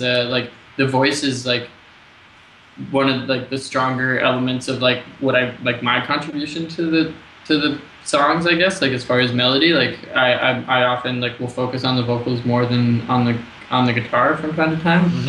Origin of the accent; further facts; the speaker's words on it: United States; moved away as an adult; now in Montreal, Canada; I'm American